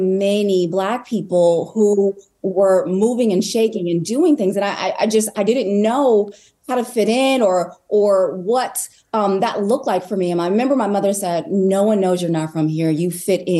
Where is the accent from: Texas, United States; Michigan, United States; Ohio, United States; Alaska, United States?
Alaska, United States; Anchorage; moved away as an adult; also born or lived in Washington, D.C.; especially in Anchorage, where I grew up